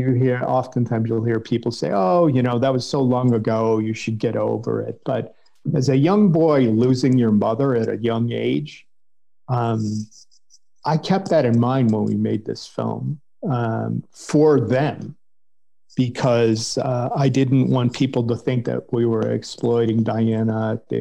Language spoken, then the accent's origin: English; Cleveland, Ohio, United States; I grew up in Cleveland, Ohio